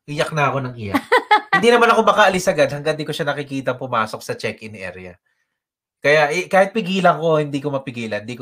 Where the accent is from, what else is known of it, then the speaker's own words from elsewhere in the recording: Philippines; moved away as an adult; also born or lived in Quezon City; umuwi ako sa Pilipinas